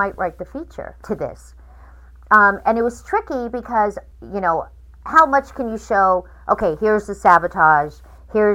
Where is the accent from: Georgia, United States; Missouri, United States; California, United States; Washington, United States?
California, United States; Fresno; I'm from Fresno